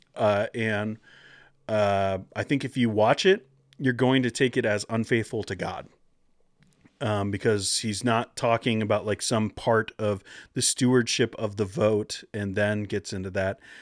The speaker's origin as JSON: {"language": "English", "region": "Pacific Northwest", "country": "United States", "tie": "born or raised there", "said": "I grew up in the Pacific Northwest."}